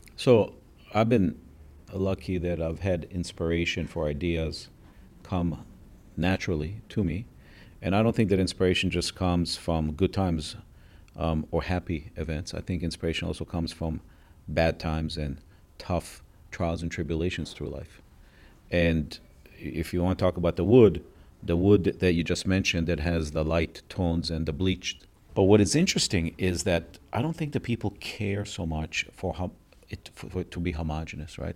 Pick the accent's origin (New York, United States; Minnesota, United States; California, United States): Minnesota, United States; Minneapolis; also born or lived in Israel; I grew up in Minneapolis, Minnesota. I was born in Israel